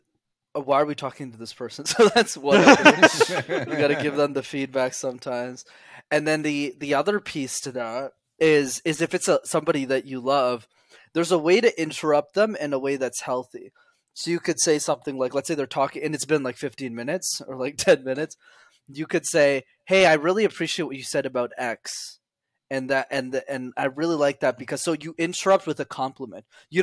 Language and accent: English; India; It's okay because I'm Indian, so it doesn't matter.